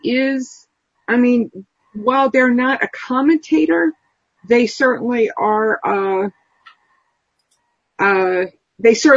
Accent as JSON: {"language": "English", "country": "United States", "said": "Our country, the United States"}